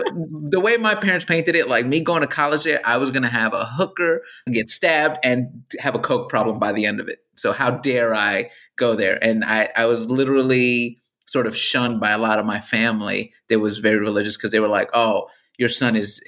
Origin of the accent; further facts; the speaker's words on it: New Rochelle, New York, United States; I grew up in New Rochelle.